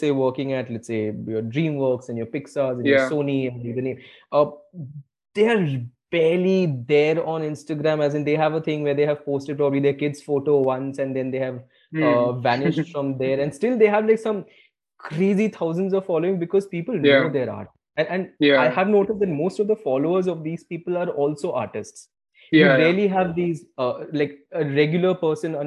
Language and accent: English; India; an Indian kid, right? Like growing up in India, middle class